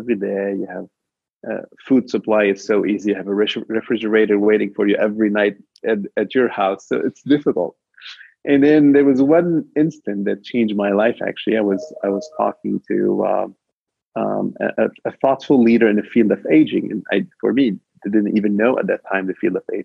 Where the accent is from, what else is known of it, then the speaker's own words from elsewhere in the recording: Lebanon; I was actually born in Lebanon during the war over there. And for those of you know, it was a little bit of war that divided the country. And you know, minority Christian, and it was always difficult growing up in that region